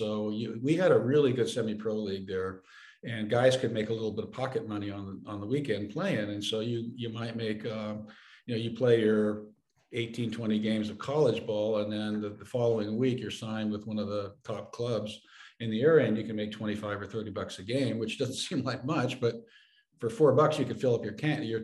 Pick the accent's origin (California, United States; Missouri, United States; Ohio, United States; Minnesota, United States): California, United States; San Francisco; I grew up in San Francisco, which is, you know, like New York, Chicago, and other cosmopolitan areas